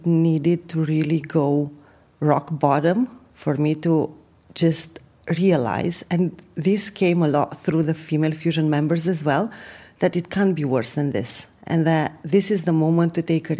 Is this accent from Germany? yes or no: no; Romania; moved away as an adult; also born or lived in UAE; now in United Arab Emirates; I have been born and raised in Romania, traveled a bit, and then settled in the UAE about 10 years ago